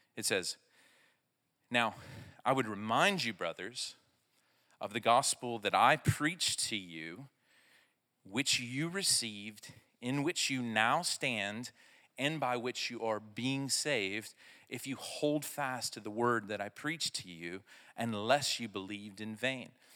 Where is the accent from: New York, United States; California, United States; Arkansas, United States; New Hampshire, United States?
Arkansas, United States; I'm from Arkansas